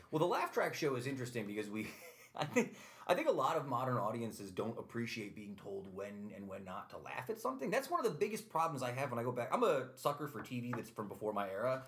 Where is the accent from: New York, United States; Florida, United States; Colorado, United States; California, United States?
New York, United States; Utica; I grew up here, and Utica College sort of existed on the periphery